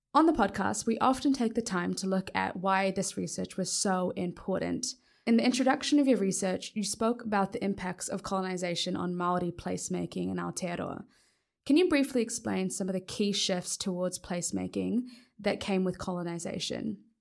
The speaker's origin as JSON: {"language": "English", "country": "Papua New Guinea"}